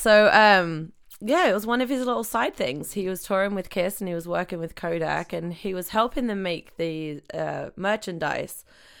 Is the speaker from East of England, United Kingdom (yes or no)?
yes; Gamlingay, East of England, United Kingdom; moved away; England. England. Cambridge. Small village outside of Cambridge called Gamlingay.